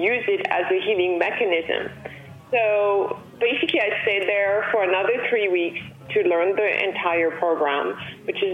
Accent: Paris, Île-de-France, France; moved away as an adult; now in Los Angeles, United States; I was born and raised in Paris, and then I fell in love with California, and I moved to California with the new millennium

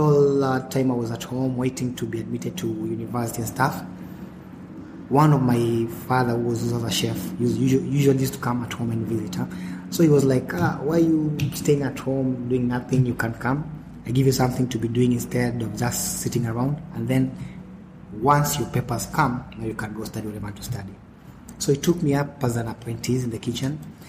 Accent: Nairobi, Kenya; also born or lived in Mombasa; I was born in Kenya, place called Mombasa, town called Mombasa. And then after some time, we relocated to Nairobi. When I was like 8-9 years old.

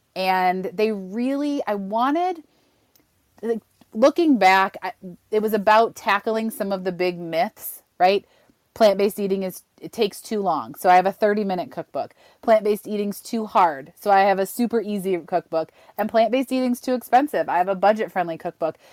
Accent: Western New York, United States; I grew up in Western New York, home of the buffalo wing.

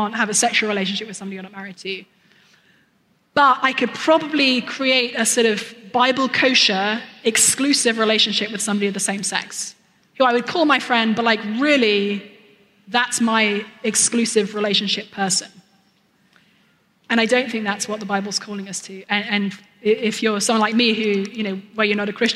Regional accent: United Kingdom; I'm British

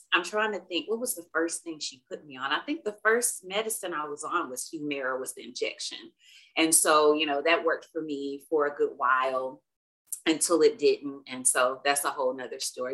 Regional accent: Alabama, United States; moved away as an adult; now in Dallas, United States; I'm originally from Alabama, so I am an Alabama girl living in a big old Texas world

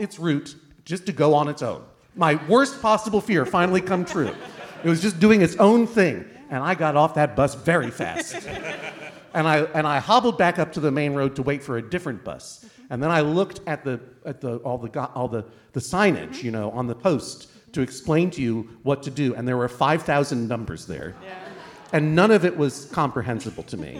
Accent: Boston, Massachusetts, United States; I grew up in Boston, Massachusetts

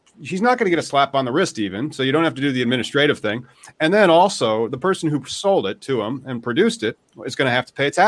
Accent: United States; me being American

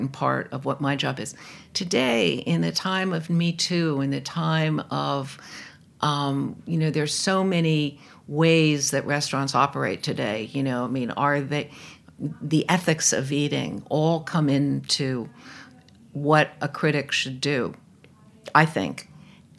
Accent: New York City, New York, United States; also born or lived in Los Angeles / Ann Arbor; I'm a New Yorker

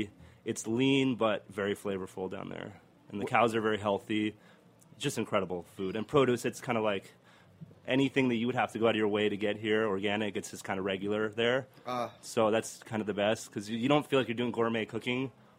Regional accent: Argentina; moved away; also born or lived in Boston; I'm from Argentina, so we have asado down there.

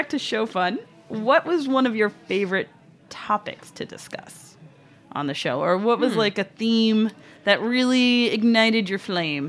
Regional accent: New York City, New York, United States; As a New Yorker, rushing. I would never do that.

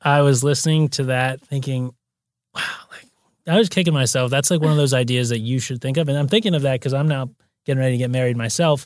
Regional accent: Santa Monica, California, United States; also born or lived in Brazil; I'm born and raised native. So I grew up in Santa Monica

